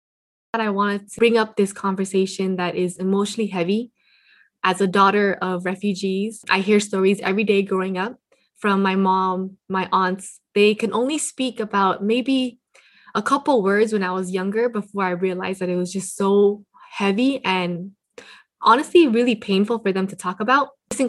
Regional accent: United States; I am Cambodian American, born and raised by refugees.

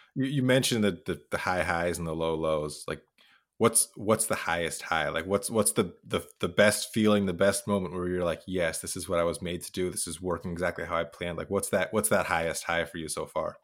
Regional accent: Idaho, United States; I'm from Idaho

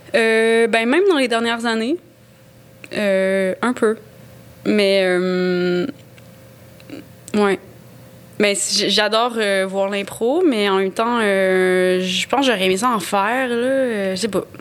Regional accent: Gaspésie, Quebec, Canada; first language French; moved away; j'ai grandi en Gaspésie

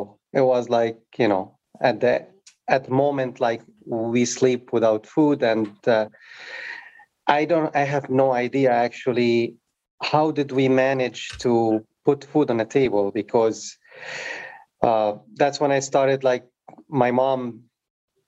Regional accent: Beirut, Beirut Governorate, Lebanon; also born or lived in Africa / France; now in United States; I, you know, grew up in Beirut, during the war

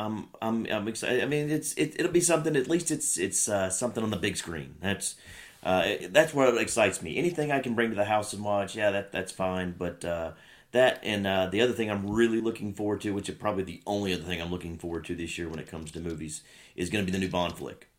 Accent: Miami, Florida, United States; it's in my hometown

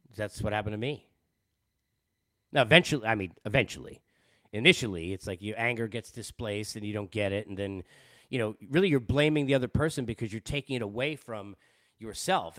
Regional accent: Long Island, New York, United States; moved away as an adult; also born or lived in Boston / Los Angeles; I'm a Jew from Long Island who at twenty years old was already, you know, living in Boston on my way to L

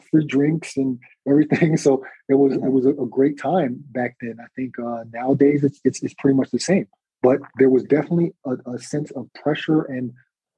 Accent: United States; moved away as an adult; also born or lived in Austria; as an American

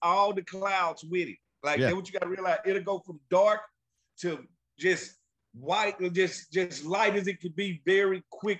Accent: Mississippi, United States; moved away; living and growing up in Mississippi.

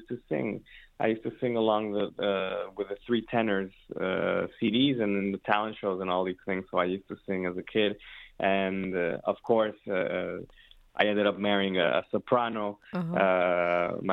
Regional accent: Mexico City, Mexico; moved away as an adult; also born or lived in San Francisco, United States / Ann Arbor, Michigan, United States / Boston, United States; now in Detroit, United States; I'm Mexican, born and raised in Mexico City, and I was there until I was 18 years old.

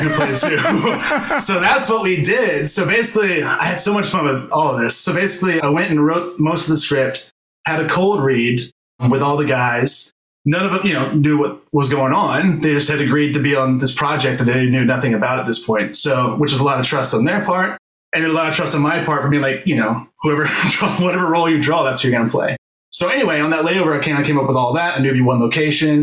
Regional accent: Memphis, Tennessee, United States; moved away; I'm from Memphis originally

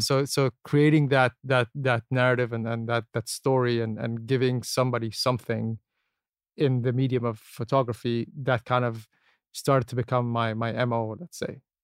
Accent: Abu Dhabi, United Arab Emirates; also born or lived in Canada; I was born and raised here, born and raised in Abu

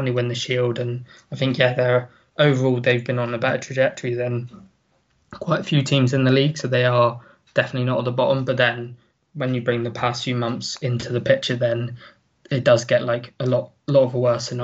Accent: England, United Kingdom; as an Englishman

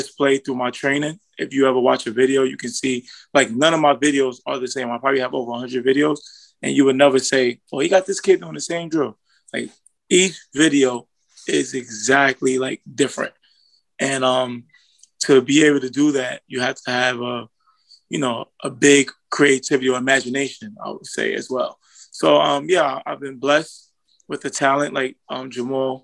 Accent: New York City, New York, United States; I'm from Brooklyn, New York

